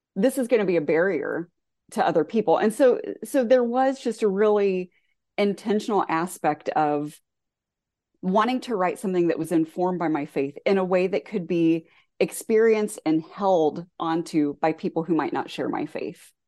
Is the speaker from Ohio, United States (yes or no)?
yes; southwestern Ohio, United States; also born or lived in rural Indiana; now in Indiana, United States; the community I grew up in Ohio, southwestern Ohio